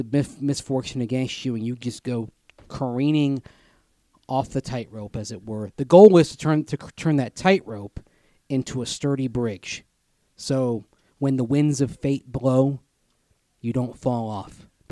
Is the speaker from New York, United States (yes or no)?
no; Tampa, Florida, United States; I grew up with this in Tampa.